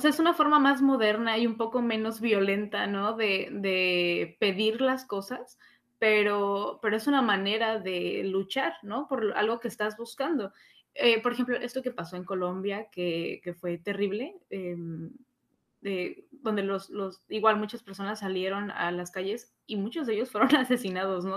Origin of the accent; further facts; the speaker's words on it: Mexico; nosotros mexicanos que tenemos una historia sumamente extensa